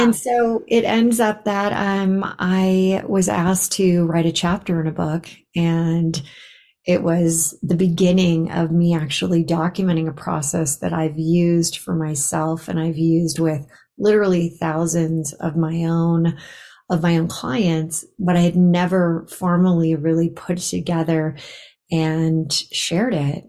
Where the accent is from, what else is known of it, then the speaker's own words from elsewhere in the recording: Los Angeles, California, United States; moved away as an adult; also born or lived in Bay Area, California; now in Boulder, United States; I grew up in Los Angeles and I lived in the Bay Area for 25 years